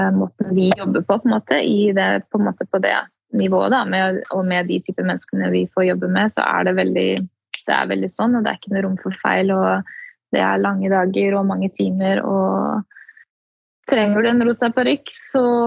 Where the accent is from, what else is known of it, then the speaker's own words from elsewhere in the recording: Norway; moved away as an adult; now in United States; hjemme i Norge